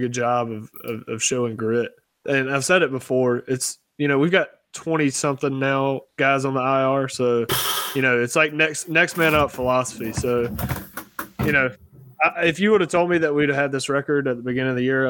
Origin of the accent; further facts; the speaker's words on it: North Carolina, United States; I'm from North Carolina